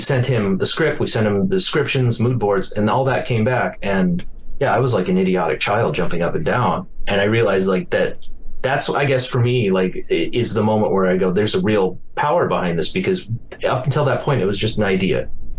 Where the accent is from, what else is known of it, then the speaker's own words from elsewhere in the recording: Billings, Montana, United States; This is, might be just more of a Billings, Montana experience, like growing up in Billings.